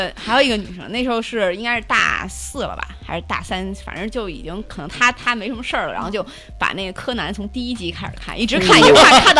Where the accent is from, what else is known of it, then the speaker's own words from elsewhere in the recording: Mianyang, Sichuan, China; moved away; 我我老家是绵阳的，